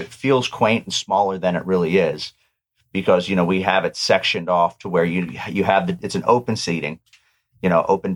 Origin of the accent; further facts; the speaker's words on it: Ormond-by-the-Sea, Florida, United States; I'm a native. So I was born up in Ormond by the Sea